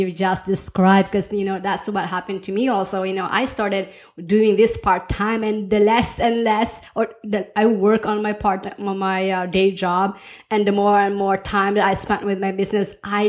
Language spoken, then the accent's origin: English; Philippines; moved away; also born or lived in United States / Norway; I grew up in the Philippines and then moved to the US, and then I married a Norwegian. And so we've been living both in Norway and the US